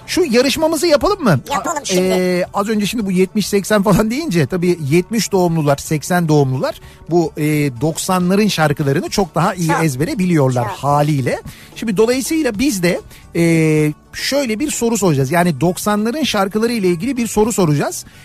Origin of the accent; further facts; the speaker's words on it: Istanbul, Turkey; Ee, İstanbulluyum. Annem babam 1953'te Arnavutluk'tan İstanbul'a gelmişler.